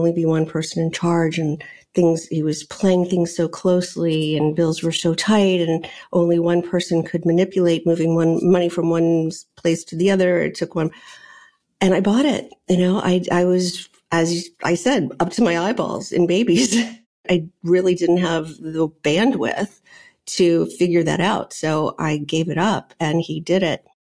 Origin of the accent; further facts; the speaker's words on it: New Orleans, Louisiana, United States; moved away as an adult; also born or lived in Virginia / New York; I grew up in New Orleans. I went to college in Virginia and ended up in New York